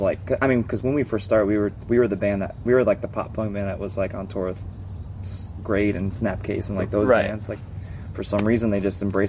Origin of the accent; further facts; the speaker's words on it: Englewood, New Jersey, United States; born there; I was born in Englewood, New Jersey.